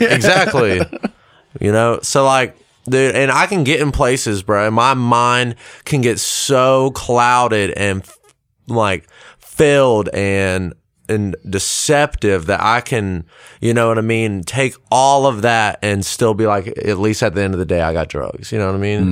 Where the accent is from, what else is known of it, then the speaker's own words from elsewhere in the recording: Lexington, South Carolina, United States; also born or lived in Columbia, South Carolina / South Georgia; I'm from Lexington, uh, born in Columbia, went to school in Lexington